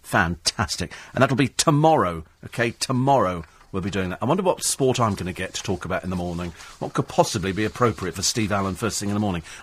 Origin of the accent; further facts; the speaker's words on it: Hong Kong; I grew up in Hong Kong where it's quite normal to see twenty of them all tied together on somebody on a little motorbike.